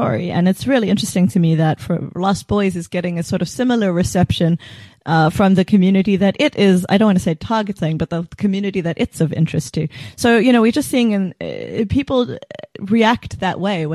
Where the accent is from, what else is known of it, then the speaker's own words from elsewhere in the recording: South Africa; as South Africans